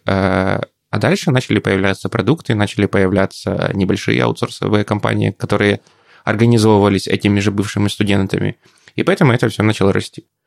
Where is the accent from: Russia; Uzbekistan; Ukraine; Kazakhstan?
Ukraine; Poltava, Poltava Oblast; moved away as an adult; now in Kharkiv, Ukraine; Полтава мой родной город